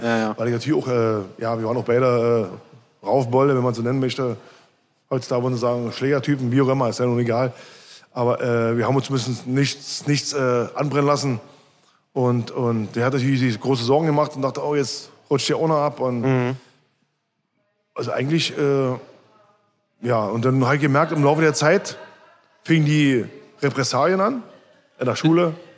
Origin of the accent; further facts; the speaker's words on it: Berlin, Germany; also born or lived in Marzahn, Berlin; geboren in Köpenick und aufgewachsen die ersten 13, 14 Jahre in Obersch Oberschöneweide